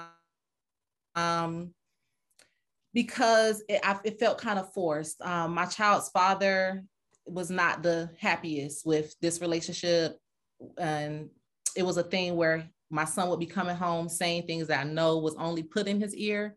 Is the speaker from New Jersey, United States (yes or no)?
no; Fort Lauderdale, Florida, United States; moved away as an adult; now in Atlanta, United States; I'm from Fort Lauderdale, raised. I came to Atlanta in 07, so I've been here a while.